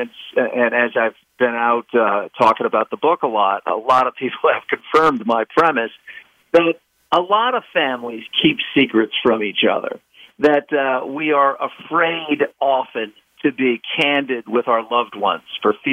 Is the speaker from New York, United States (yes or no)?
yes; New York City, New York, United States; I grew up in Eastern Queens, New York